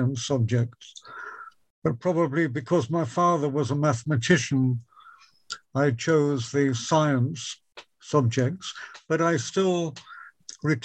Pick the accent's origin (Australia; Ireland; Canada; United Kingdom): United Kingdom; Wisbech, East of England; I grew up in Wisbeach and I attended the ancient Wisbeach Grammar School